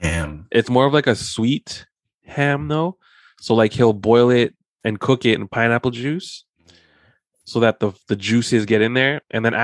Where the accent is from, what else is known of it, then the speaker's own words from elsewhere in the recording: Philippines; It goes with rice because you already know I'm Filipino, so I eat rice with that too.